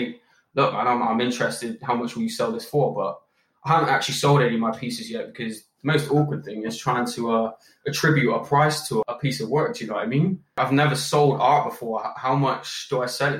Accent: Bristol, South West England, United Kingdom; born and raised in Bristol

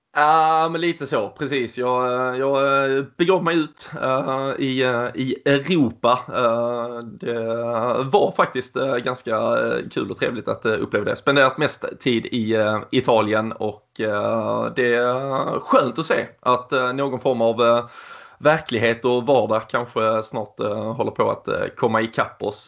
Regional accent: Sweden; vi svenskar och det otroligt trygga och säkra systemet vi har runt oss

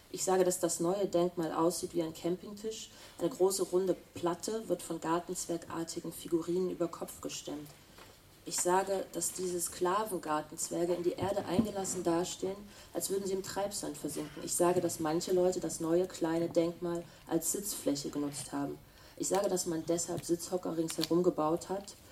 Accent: Weimar, Thuringia, Germany; also born or lived in Hildesheim; now in Berlin, Germany; Wir kommen beide aus Weimar

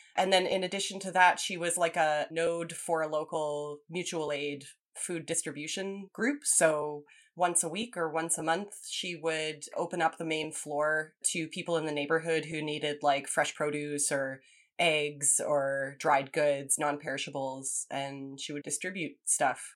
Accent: Champaign, Illinois, United States; moved away; also born or lived in Lawrence, Kansas; I was born in Champaign, Urbana, Illinois. It's like a mid sized college town. So I was raised there and in Lawrence, Kansas, a similarly sized college town

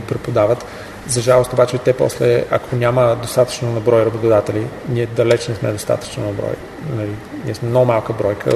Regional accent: Bulgaria; съм от България

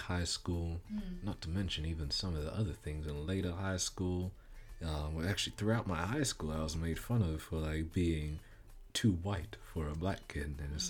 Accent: Zimbabwe; Zimbabwean, but of course going through primary school, one readjusts. But I was made fun of for my accent, my skin color

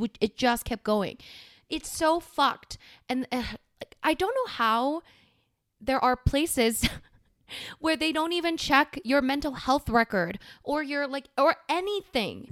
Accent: South Korea; now in Canada; I'm from Korea.

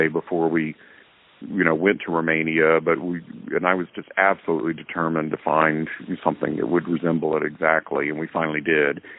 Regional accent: the South, United States; back then, gosh, growing up in the South, you couldn't possibly be out and gay and really survive another day.

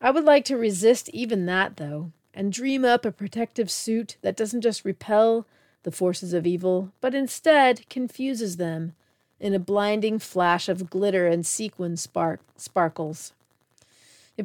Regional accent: United States; as an American

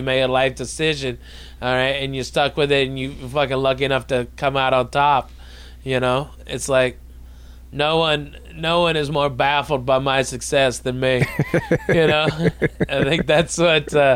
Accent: Arkansas, United States; Growing up in Arkansas

